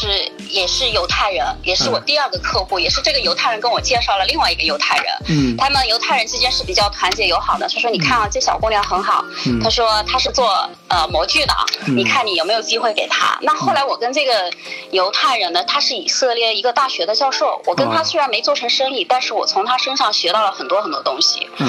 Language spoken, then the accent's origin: Chinese; Shanghai, China; 他就问我你是哪里的？我说我上海的。